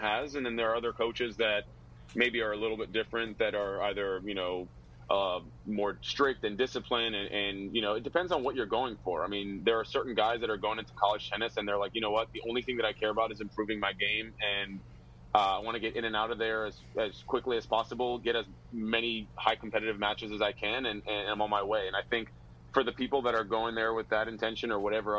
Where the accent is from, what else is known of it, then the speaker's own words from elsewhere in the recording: Virginia, United States; I was from Virginia